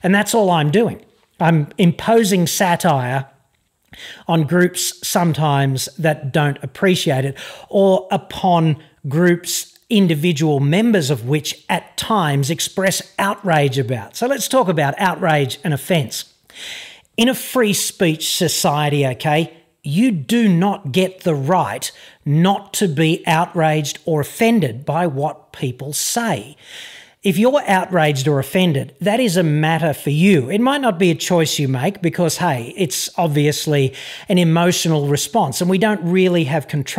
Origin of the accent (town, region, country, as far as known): Australia